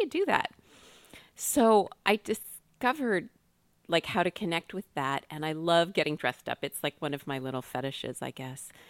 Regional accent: Ottawa, Ontario, Canada; I had, you know, done math contests growing up in Ottawa

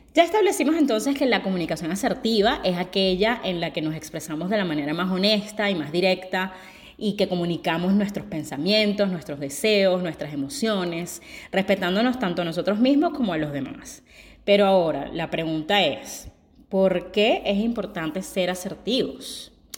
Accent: Venezuela; moved away; yo soy una venezolana que tiene mucho tiempo viviendo fuera

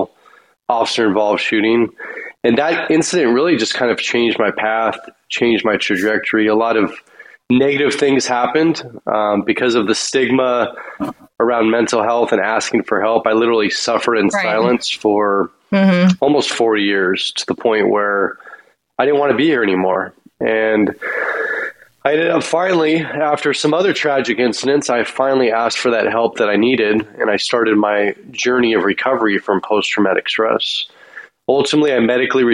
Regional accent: San Francisco Bay Area, Northern California, United States; Originally, I'm from the San Francisco Bay Area in Northern California

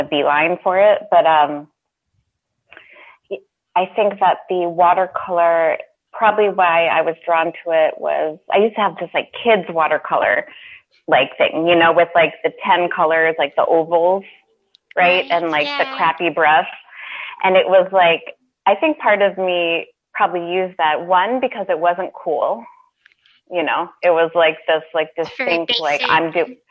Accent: D.C., Maryland, United States; moved away as an adult; also born or lived in Boston, Massachusetts; Mainly in Maryland, outside of Washington, D.C. I was born in Boston, and then we soon moved to the D.C. area. And I was there until I was 18, so that's where I grew up mainly

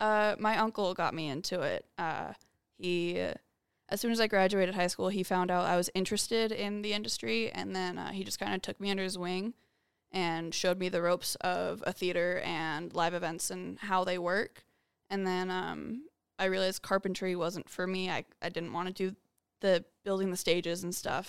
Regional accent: Las Vegas, Nevada, United States; born and raised in Vegas

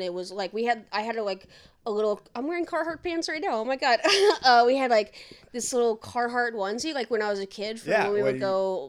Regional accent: Campbellsville, Kentucky, United States; also born or lived in Indianapolis, Indiana; now in Boston, United States; when I first moved from Kentucky, like my hometown, to Indianapolis.

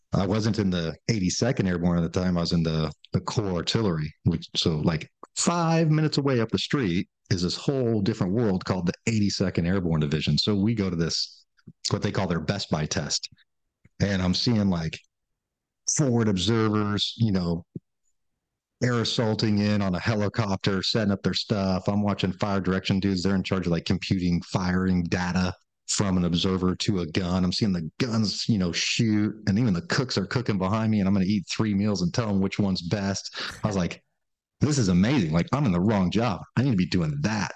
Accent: San Diego, California, United States; just hustles growing up in San Diego

